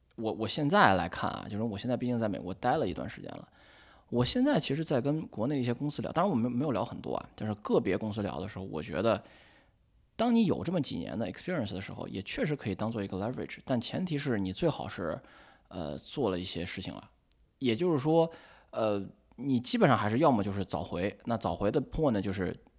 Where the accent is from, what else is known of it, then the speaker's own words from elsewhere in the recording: China; moved away as an adult; also born or lived in Chicago, United States; now in New York, United States; 我这个人本身呢，因为又是从小在国内长大